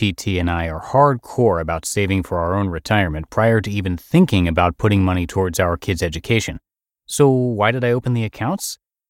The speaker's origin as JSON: {"language": "English", "region": "Texas", "country": "United States", "said": "I'm from Texas, so go read my post to understand why that's not weird."}